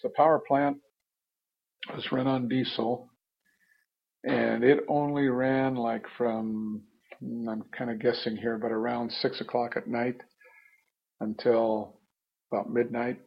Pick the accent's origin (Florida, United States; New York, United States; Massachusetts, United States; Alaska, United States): Alaska, United States; Craig; moved away as an adult; also born or lived in Seattle, Washington / Beaverton, Oregon; now in Sitka, United States; growing up in Craig